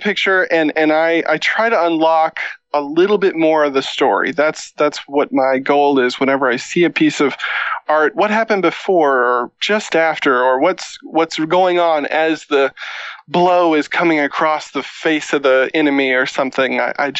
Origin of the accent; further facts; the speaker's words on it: Missouri, United States; now in Minneapolis, United States; I grew up in Missouri, like I said, and left as quickly as possible